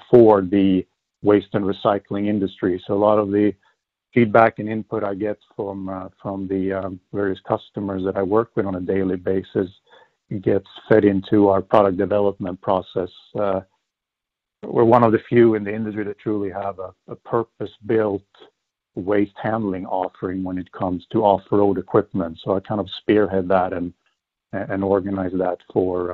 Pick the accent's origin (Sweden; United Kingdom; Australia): Sweden; moved away as an adult; now in United States; Born and raised in Sweden, I came to the U.S.